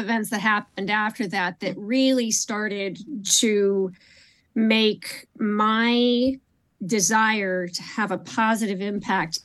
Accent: Florida, United States; I grew up in Florida and I grew up in the water

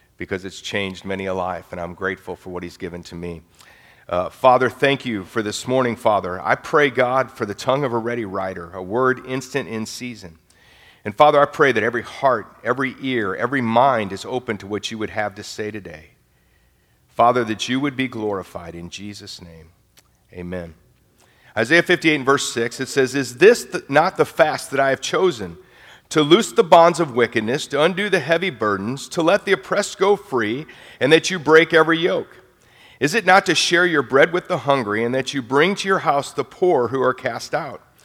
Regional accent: St. Louis, Missouri, United States; moved away as an adult; now in Nashville, United States; I'm from St. Louis, Missouri

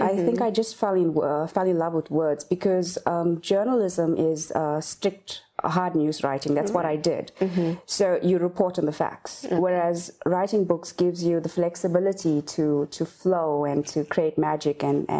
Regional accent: Phoenix, KwaZulu-Natal, South Africa; also born or lived in Overport; I was born in Overport, and I grew up in Phoenix. It's north of Durban.

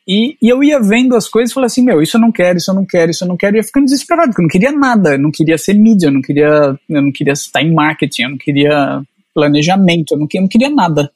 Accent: Jaú, São Paulo, Brazil; moved away as an adult; also born or lived in Catanduva; now in Portugal; Passei dos 5 aos 17 anos em Jaú

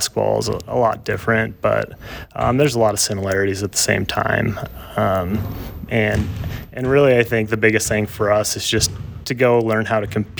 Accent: Buffalo, Wyoming, United States; moved away as an adult; now in Lander, United States; I was born and raised in Buffalo, Wyoming

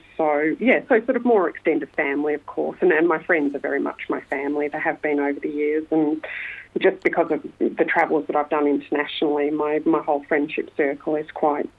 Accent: Melbourne, Victoria, Australia; accent: Australian; You can tell from my accent, I am very Australian. I was born in Melbourne. I lived in Windsor near my grandparents whilst my mum finished her nursing degree at the Alfred Hospital.

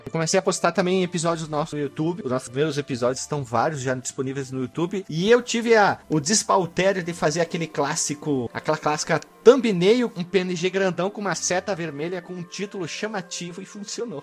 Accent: Brazil; eu sou brasileiro

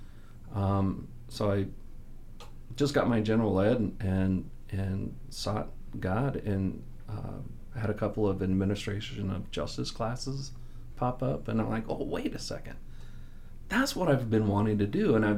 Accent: Southern California, United States; also born or lived in Kansas City; Well, born in Kansas City, 3.5 years old, we moved out to Southern California, and then that's where I was raised.

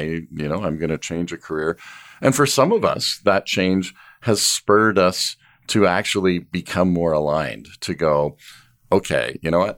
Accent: Canada; as a Canadian family

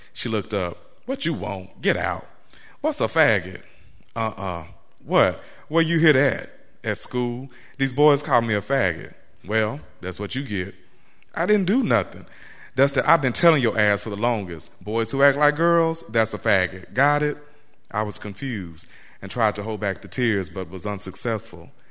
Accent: Central Arkansas, United States; also born or lived in Baltimore, Maryland; now in Norfolk, United States; growing up in Central Arkansas

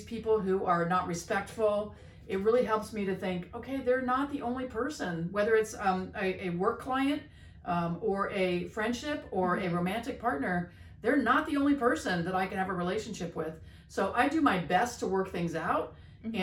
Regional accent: East Coast, United States; I'm from the East Coast

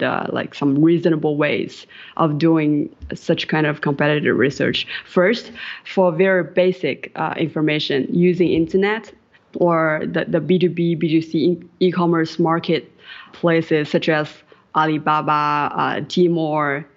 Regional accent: Jiangsu, China; moved away as an adult; also born or lived in Wuhan, China / Shanghai, China; now in Prague, Czech Republic; I grew up in Jiangsu province in China and studied in Wuhan for 6 years.

